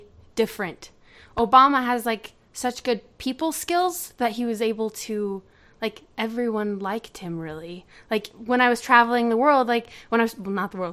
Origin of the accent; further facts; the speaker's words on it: United States; I'm an American